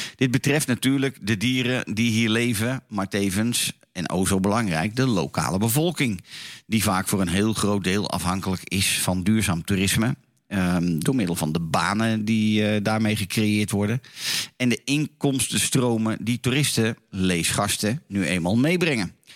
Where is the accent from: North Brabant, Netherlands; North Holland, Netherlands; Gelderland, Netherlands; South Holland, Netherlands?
North Holland, Netherlands; Laren; Zoals altijd vanuit mijn geboortedorp in het altijd zonnige Laren, Noord-Holland